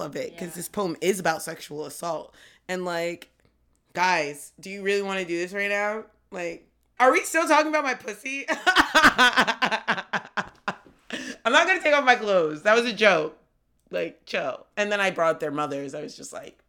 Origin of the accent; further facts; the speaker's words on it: New York City, New York, United States; moved away as an adult; now in Philadelphia, United States; I'm from East Harlem